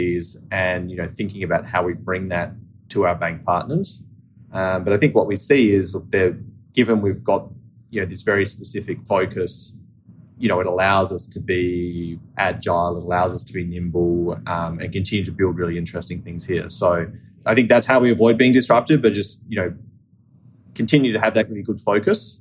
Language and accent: English; Australia; accent: Australian; moved away as an adult; now in United States; I'm Australian, right? As some of your listeners may be able to tell from my accent, but I've lived in the US for 12 years